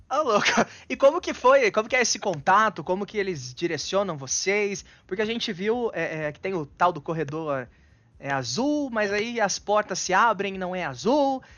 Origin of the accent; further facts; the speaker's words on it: Bauru, São Paulo, Brazil; Bauru, interior de São Paulo, lá daqui umas duas horinhas.